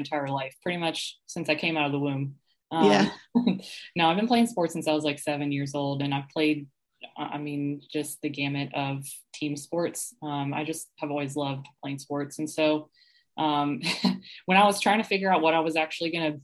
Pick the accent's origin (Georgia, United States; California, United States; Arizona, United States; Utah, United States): Georgia, United States; Atlanta; moved away as an adult; also born or lived in Tennessee / Lexington, Kentucky; now in Columbia, United States; I was actually born and raised in Atlanta